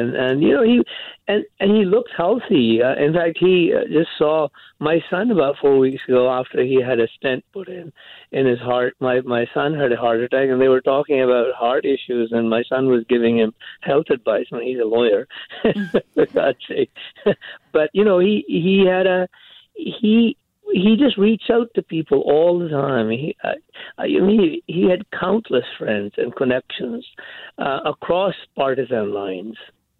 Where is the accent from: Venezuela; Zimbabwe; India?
India; moved away as an adult; also born or lived in England; He came from Scotland. I came from India via England around the same time.